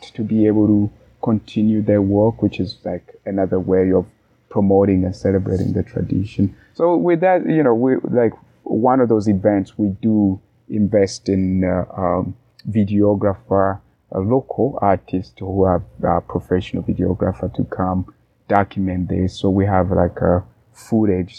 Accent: Tanzania; moved away; also born or lived in Burundi; I was born and grew up in Tanzania, but I'm native to Burundi.

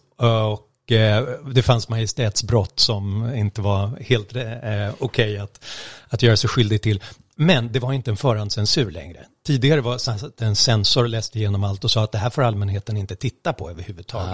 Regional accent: Stockholm, Stockholm County, Sweden; jag är stockholmare

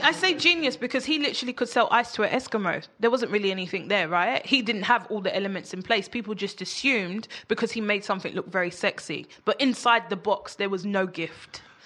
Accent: London, United Kingdom; I grew up in Peckham, like notorious for gang culture

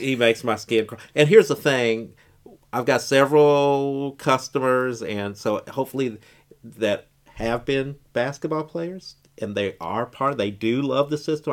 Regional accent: Bloomington, Indiana, United States; growing up in Bloomington

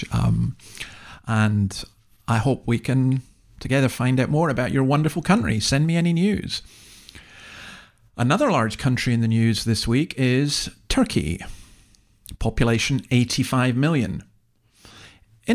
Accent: Scotland, United Kingdom; now in Australia; I'm from an English-speaking country, just Scotland. I live in another English-speaking country, Australia

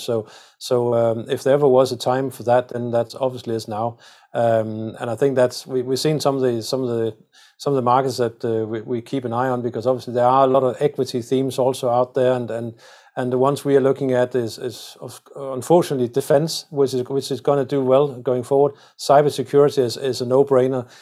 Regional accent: Denmark; I come from Denmark where we are, where we're very proud of, uh, our windmills

